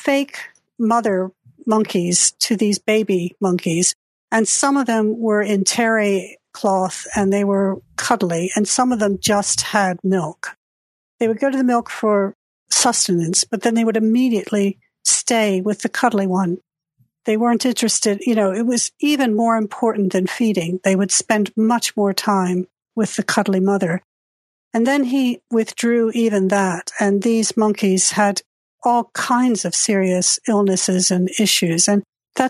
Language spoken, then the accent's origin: English; Delaware, United States; moved away as an adult; also born or lived in Britain / Japan; now in United Kingdom; I grew up in Delaware